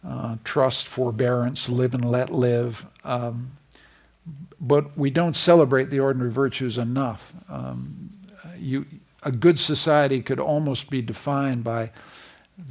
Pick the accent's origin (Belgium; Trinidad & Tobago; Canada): Canada; I'm a Canadian